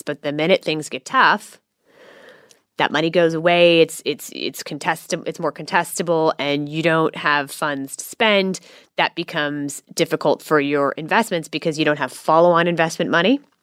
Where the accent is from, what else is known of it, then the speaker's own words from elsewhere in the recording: Silicon Valley, California, United States; now in Australia; I grew up in Silicon Valley